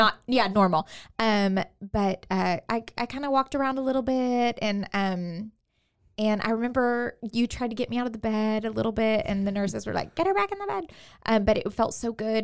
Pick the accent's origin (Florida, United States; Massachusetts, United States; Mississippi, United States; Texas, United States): Texas, United States; Katy; moved away as an adult; now in Waco, United States; I am from Houston, the Houston area, from Katy.